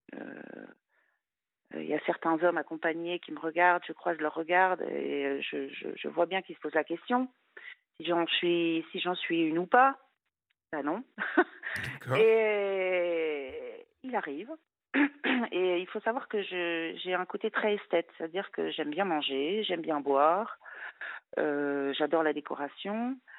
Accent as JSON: {"language": "French", "country": "France", "also_born_or_lived": "Luxembourg", "said": "j'étais française"}